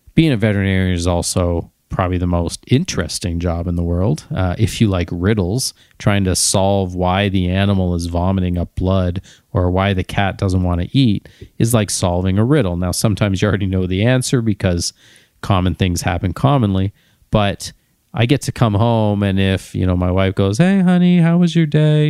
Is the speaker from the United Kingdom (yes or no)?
no; Ontario, Canada; although I'm from Ontario, and of course I wanna go to Ontario Vet College